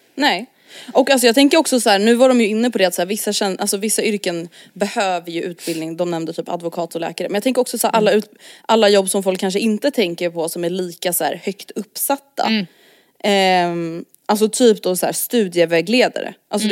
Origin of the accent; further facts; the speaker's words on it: Stockholm, Stockholm County, Sweden; accent: stockholmska; som stockholmare